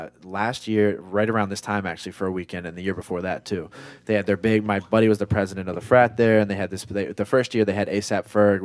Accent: Baltimore, Maryland, United States; we're from Baltimore

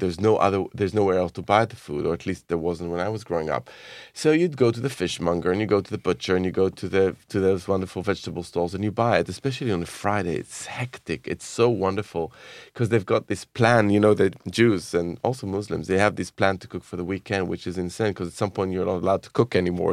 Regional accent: Jerusalem, Jerusalem District, Israel; I grew up in Jerusalem in the seventies and nineteen eighties

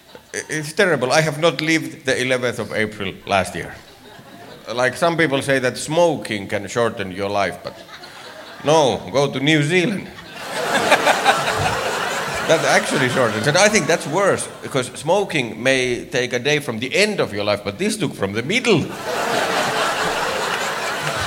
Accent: Finland; moved away as an adult; now in United States; I'm from Finland. Yay! I moved to America about a year ago

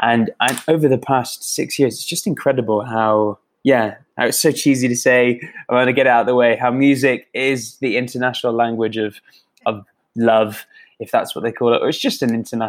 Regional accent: England, United Kingdom; accent: English; I know based on my accent, I don't sound Scottish at all, unfortunately. I sound very English.

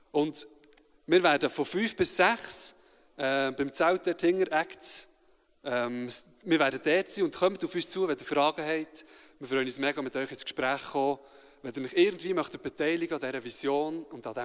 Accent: Bern, Switzerland; ich bin von GFC Bern. Ich bin in Bern aufgewachsen.

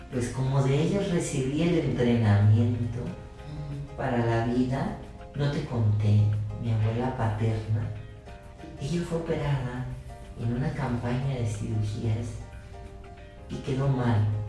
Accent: Guasave, Sinaloa, Mexico; Soy originario de Guasave, Sinaloa, y mi vocación de médico primero nace alrededor de mis 14 años de edad

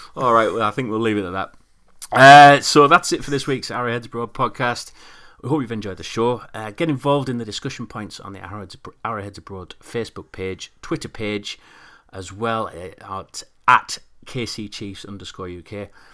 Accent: United Kingdom; we're, we're British

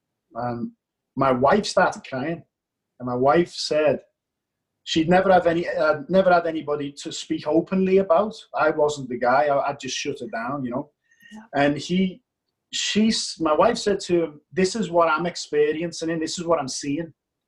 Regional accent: Liverpool, North West England, United Kingdom; accent: English; now in Australia; Liverpool, England.

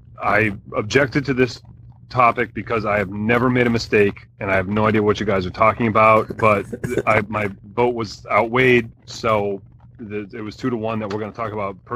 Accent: East Coast, United States; I'm East Coast.

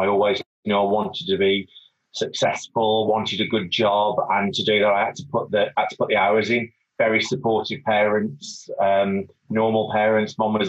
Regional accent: Wolverhampton, West Midlands, United Kingdom; also born or lived in London / Portsmouth; So I'm from Wolverhampton. Still live in Wolverhampton, about six doors away from my mom.

